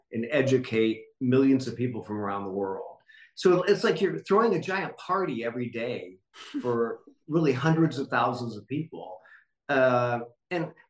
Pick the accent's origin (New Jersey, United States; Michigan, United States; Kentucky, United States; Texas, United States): Michigan, United States; moved away as an adult; now in Los Angeles, United States; as a little kid growing up in Michigan